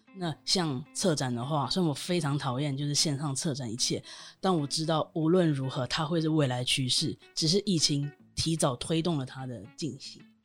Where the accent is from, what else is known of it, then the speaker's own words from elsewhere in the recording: Taiwan; moved away as an adult; also born or lived in United Kingdom; 当时我人在英国，但我身为台湾人